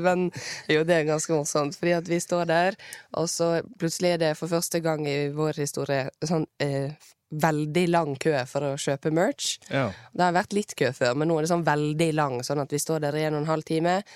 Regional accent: Bergen, Vestland, Norway; accent: Bergensk with rolled r; har jeg rulle-r. Men jeg snakker egentlig bergensk, men med rulle-r.

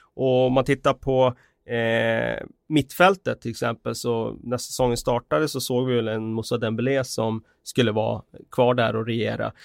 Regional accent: Västerås, Västmanland, Sweden; moved away; hemma i Västerås

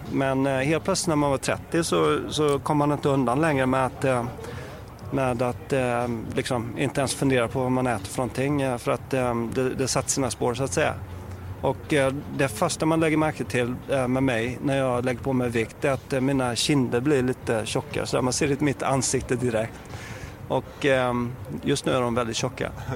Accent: Sweden; som svensk

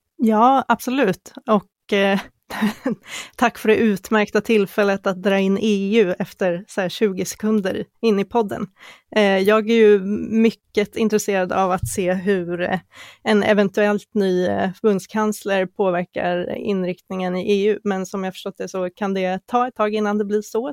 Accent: Sweden; som vi svenskar kanske inte riktigt är

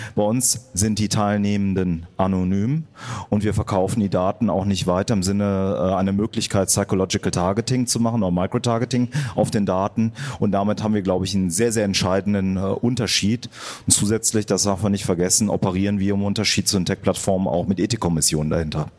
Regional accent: Germany; wir in Deutschland

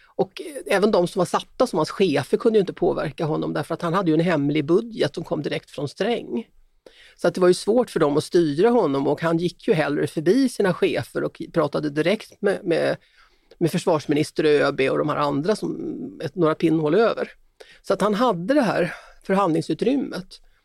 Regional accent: Sweden; som svensk

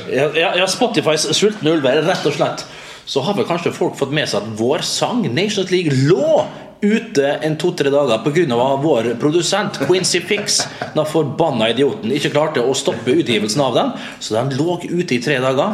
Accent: Vestnes, Møre og Romsdal, Norway; moved away; som vi sier hjemme på Vestnes

